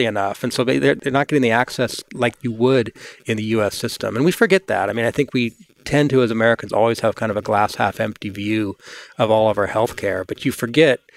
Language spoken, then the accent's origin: English; England, United Kingdom; now in United States; I grew up in England